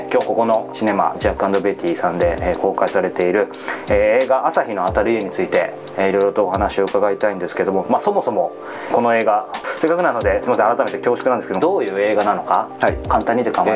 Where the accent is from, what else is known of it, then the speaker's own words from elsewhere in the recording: Yokohama, Kanagawa, Japan; あの僕も横浜の出身なんですけど、まあ、伊勢崎町とかの近くっていう感じです